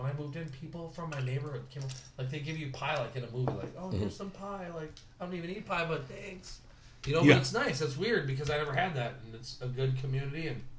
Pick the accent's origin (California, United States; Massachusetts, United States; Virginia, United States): California, United States; Southern; now in Minneapolis, United States; I grew up in Southern California.